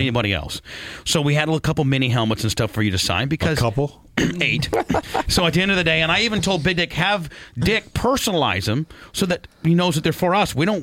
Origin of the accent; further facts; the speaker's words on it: Warsaw, Indiana, United States; when I was growing up in Indiana